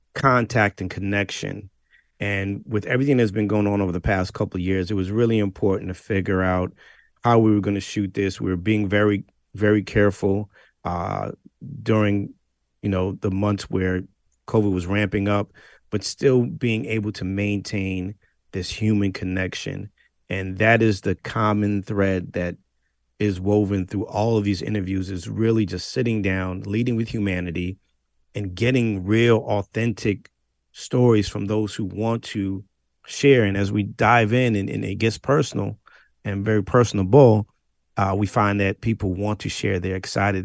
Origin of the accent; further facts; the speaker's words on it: New England, United States; I, am a Northerner. I'm from the New England area